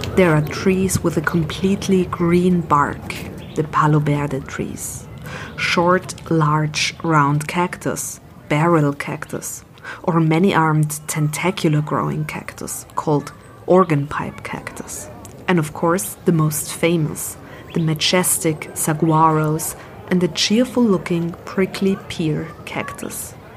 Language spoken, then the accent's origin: English; Vienna, Austria; I grew up near the Danube wetlands in Vienna